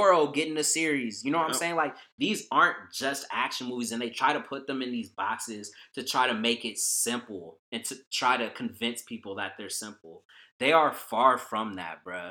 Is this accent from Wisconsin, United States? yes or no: no; the Bay Area, California, United States; I grew up in the Bay Area